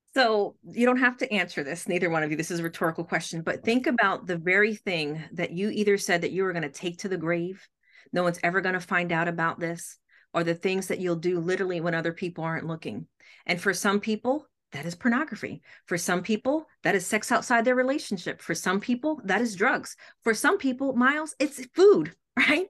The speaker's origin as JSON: {"language": "English", "region": "New York", "country": "United States", "tie": "born or raised there", "moved": "yes", "said": "I'm originally from New York, that never left the block"}